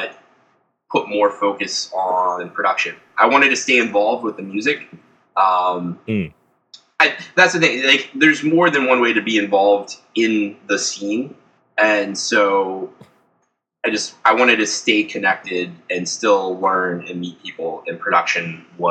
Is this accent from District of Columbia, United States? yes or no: yes; Washington, District of Columbia, United States; moved away as an adult; now in Boston, United States; I'm originally from the Washington, D.C. area, where I grew up and lived